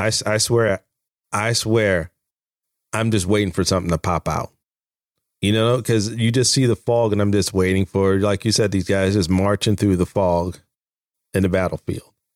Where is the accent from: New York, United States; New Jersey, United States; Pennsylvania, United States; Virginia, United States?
Virginia, United States; also born or lived in Manassas, Virginia; I'm from Virginia